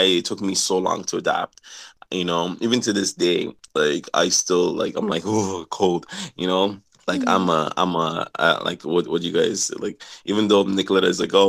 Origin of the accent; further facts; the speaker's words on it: Tralee, Munster, Ireland; also born or lived in Nigeria / London, United Kingdom; I was like 6 and a half years old when I came to Ireland. I came from London. So like I flew from Nigeria to London first, and then I flew from London over here after a few months later on.